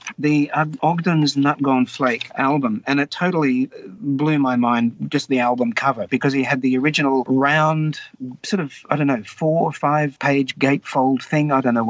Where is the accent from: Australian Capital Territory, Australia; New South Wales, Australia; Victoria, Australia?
New South Wales, Australia; Wagga Wagga; So growing up in Wagga, as a high school student, well, by the time I'm in high school